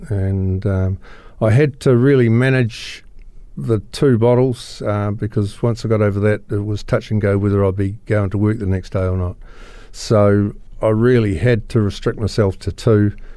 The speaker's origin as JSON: {"language": "English", "town": "Christchurch", "region": "Canterbury", "country": "New Zealand", "tie": "born or raised there", "said": "I was born here in Christchurch"}